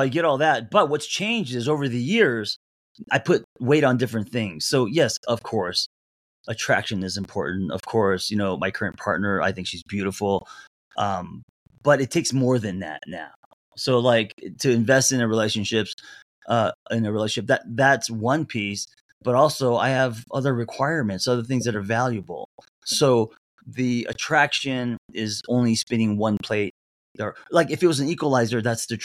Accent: Los Angeles, California, United States; first language English; also born or lived in Korea; I grew up in Los Angeles.

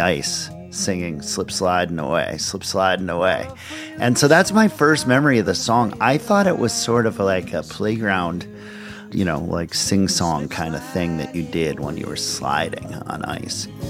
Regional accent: Minneapolis, Minnesota, United States; I grew up in Minneapolis, Minnesota, the suburbs of Minneapolis

